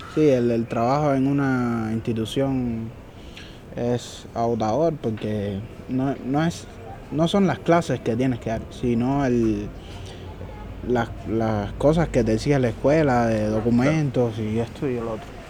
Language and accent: Spanish; Cuba; also born or lived in Mexico; now in Ecuador; Mi esposa es cubana, igual que yo.